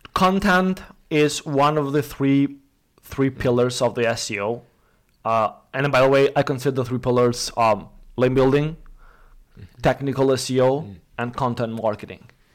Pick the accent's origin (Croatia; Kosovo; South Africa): Kosovo; I come from from Kosovo, uh, Southeastern Europe